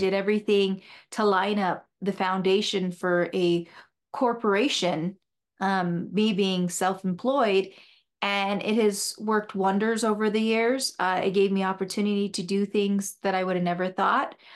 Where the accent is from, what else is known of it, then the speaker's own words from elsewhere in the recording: Sierra Vista, Arizona, United States; I was born in Sierra Vista Hospital, and I grew up there, had a brother and a sister, and many friends